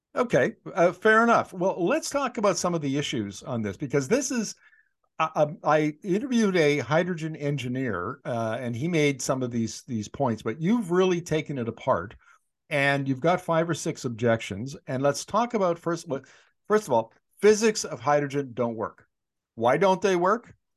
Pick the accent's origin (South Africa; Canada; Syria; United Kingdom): Canada; Northern Canada; I grew up in Northern Canada.